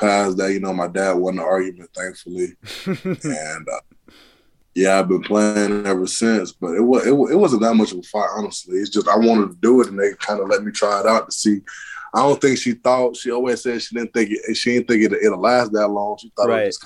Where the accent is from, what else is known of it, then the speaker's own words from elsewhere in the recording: Auburn, Alabama, United States; also born or lived in Mali; which is about 30 minutes from my hometown, Auburn.